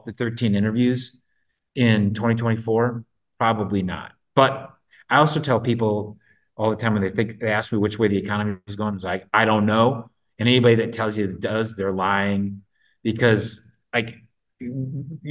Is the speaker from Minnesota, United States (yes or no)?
yes; Minnesota, United States; I'm from Minnesota